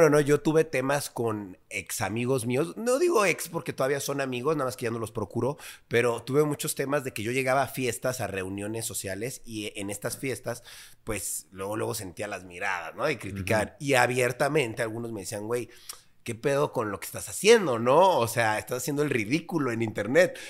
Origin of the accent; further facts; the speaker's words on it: Mexico City, Mexico; cuando era muy niño, digamos, cuando convivíamos y estábamos muy pequeños, yo tenía, no sé, seis, siete años, pues yo vivía en una colonia a lo mejor no tan agraciada, vaya, pero pues una colonia bien, eh, es Churubusco, por ahí, por esa zona, eh, Prado Churubusco